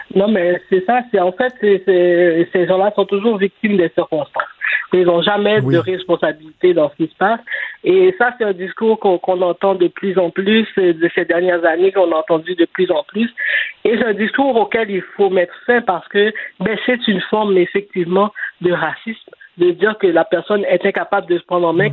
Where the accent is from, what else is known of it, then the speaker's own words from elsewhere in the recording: Montreal, Quebec, Canada; j'ai grandi à Saint-Michel. J'ai vécu là jusqu'en 2012